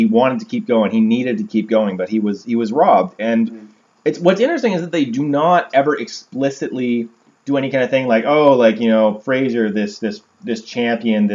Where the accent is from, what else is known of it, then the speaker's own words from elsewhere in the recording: Canada; we're Canadian